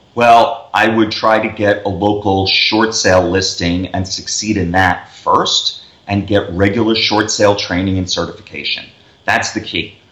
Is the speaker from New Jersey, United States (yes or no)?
no; New York City, New York, United States; also born or lived in Las Vegas; we're from New York